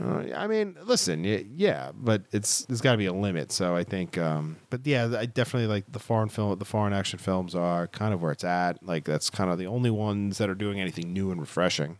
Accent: Scotland, United Kingdom; I'm Scottish

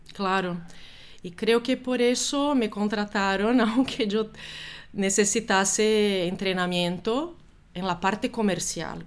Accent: Brazil; moved away as an adult; also born or lived in Germany / Italy; now in Spain; yo soy brasileña

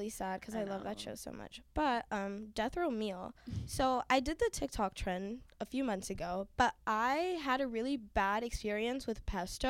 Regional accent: Haiti; moved away; also born or lived in Miami; I'm from the Caribbean. Shout out Haiti. That's where I'm from. Well, I was born in Miami, but then I moved to Haiti. So, like, I'm from Haiti, in my opinion.

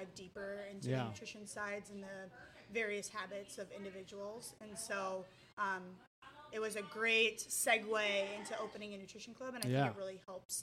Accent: Alexandria, Minnesota, United States; moved away; I'm originally from Alexandria, Minnesota

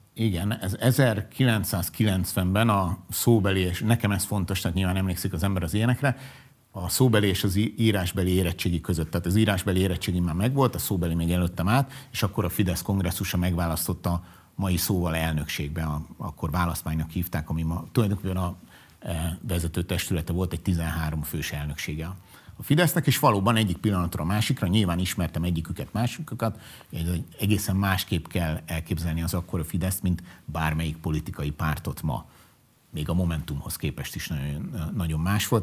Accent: Budapest, Hungary; sose laktam angyalföldön, de angyalföldi srác vagyok, bölcsödétől kezdve gimnázium végéig mindig oda jártam oktatási intézménybe

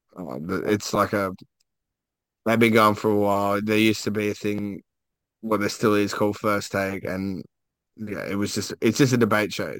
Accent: Queensland, Australia; I'm a Queenslander

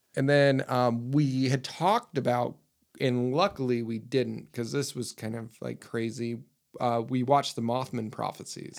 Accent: Utah, United States; I'm from Utah.

